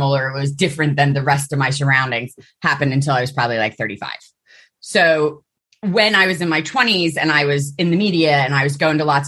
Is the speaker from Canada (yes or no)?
no; Philadelphia, Pennsylvania, United States; moved away as an adult; now in London, United Kingdom; I was born and raised in Philadelphia, in the city.